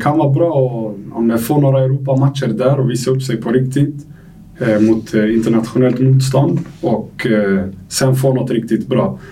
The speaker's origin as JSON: {"language": "Swedish", "town": "Stockholm", "region": "Stockholm County", "country": "Sweden", "tie": "born or raised there", "also_born_or_lived": "Algeria", "moved": "yes", "lives_now": "Degerfors, Sweden", "said": "jag är uppväxt i Tensta"}